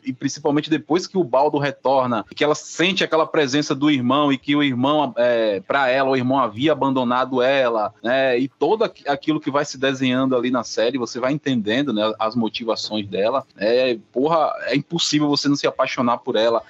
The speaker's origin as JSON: {"language": "Portuguese", "region": "Northeast Region", "country": "Brazil"}